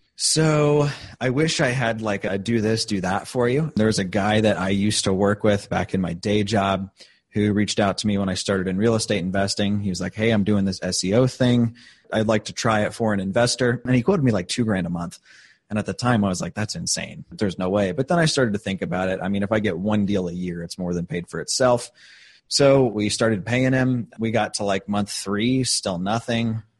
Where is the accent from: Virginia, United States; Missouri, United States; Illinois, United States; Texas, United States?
Missouri, United States; St. Louis; moved away as an adult; now in Indianapolis, United States; I'm originally from St. Louis. I lived there for about 10 years before I came out to Indy